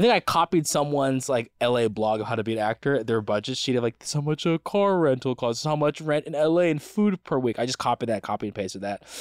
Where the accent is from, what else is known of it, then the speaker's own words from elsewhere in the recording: United States; as an American